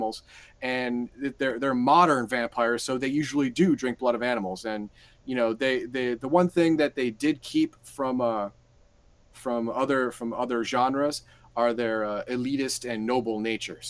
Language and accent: English; United States; I'm American